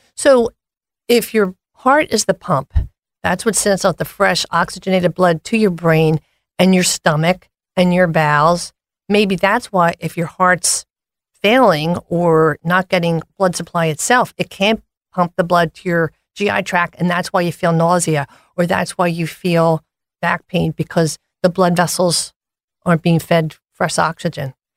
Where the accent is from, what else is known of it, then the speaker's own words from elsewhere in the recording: Philadelphia, Pennsylvania, United States; Born and raised in Philadelphia, I'm a proud graduate of Hawk Hill